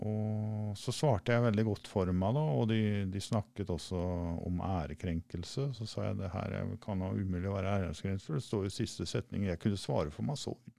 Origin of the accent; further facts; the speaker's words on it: Rakkestad, Østfold, Norway; moved away; er fra Rakkestad opprinnelig